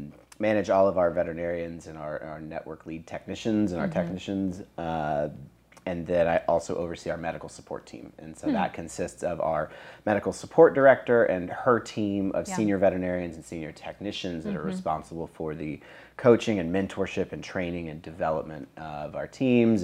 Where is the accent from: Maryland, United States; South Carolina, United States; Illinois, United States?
South Carolina, United States; Charleston; moved away as an adult; also born or lived in Georgia / Colorado; now in Tennessee, United States; I grew up in Charleston, South Carolina.